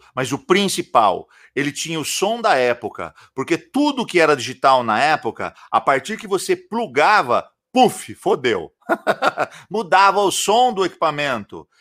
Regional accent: interior of São Paulo, Brazil; eu sou de, do interior de São Paulo

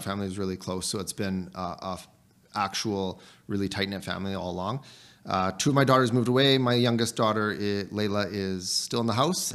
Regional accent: Canada; as a Canadian soldier

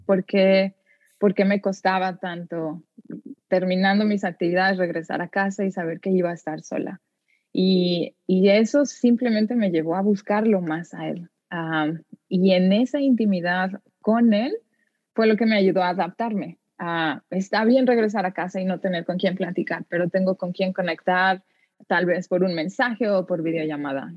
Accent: Mexico; moved away as an adult; mis tradiciones mexicanas

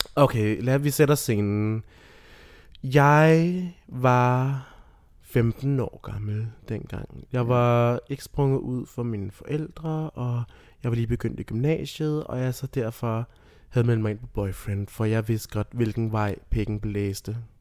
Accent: Rødby, Zealand, Denmark; moved away; boede i Rødby, nede på Lolland

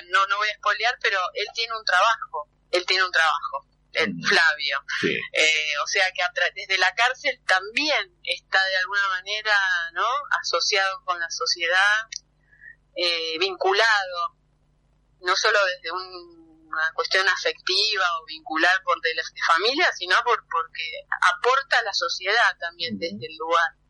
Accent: Temperley, Buenos Aires Province, Argentina; yo me crié en Temperley

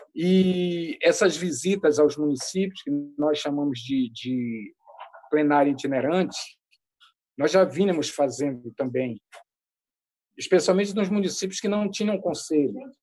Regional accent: Amazon, Brazil; also born or lived in Roraima; como boa amazônida

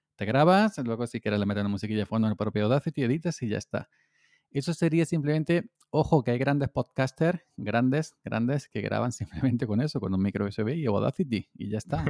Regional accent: Córdoba, Andalusia, Spain; aquí en mi tierra, en Andalucía, en Córdoba

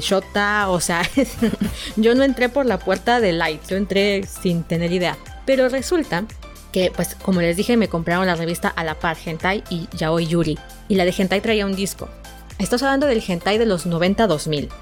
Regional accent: Mexico; soy de México, soy mexicana

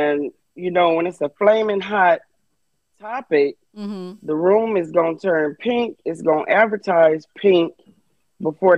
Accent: Inland Empire, California, United States; I was born in the Inland Empire

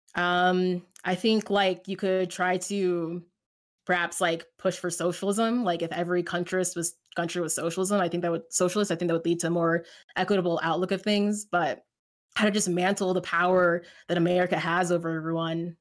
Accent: United States; I'm American

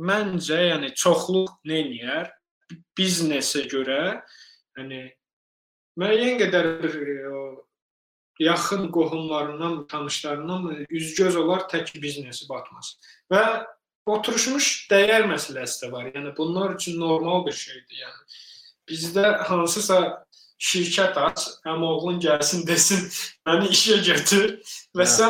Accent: Azerbaijan; now in United States

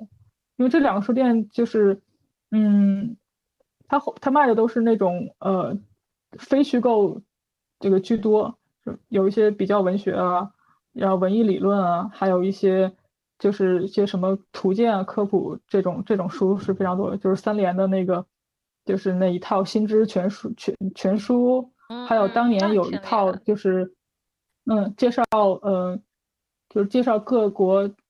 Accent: Northeast China, China; 我们东北粤语都是这个，都是这个样子的，我觉得挺好的

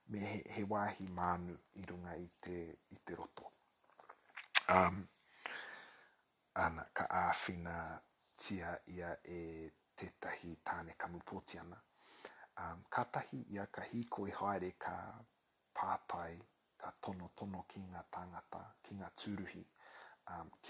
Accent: New Zealand; Māori is a second language; he kamu pōtiana taku māma, he Pākehā taku pāpa. Uh, no Aotearoa ahau

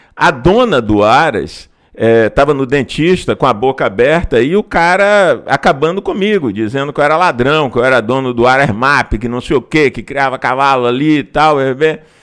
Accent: Feira de Santana, Bahia, Brazil; tá na minha terra, trabalhando por feira

